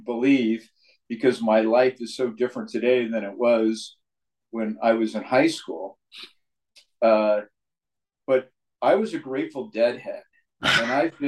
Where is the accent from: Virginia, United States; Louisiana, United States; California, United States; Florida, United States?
California, United States; San Mateo; I grew up in San Mateo, California.